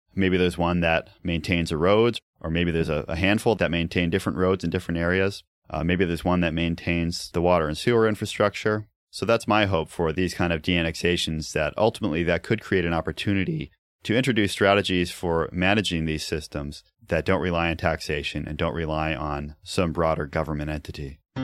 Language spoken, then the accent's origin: English; New England, United States; growing up in New England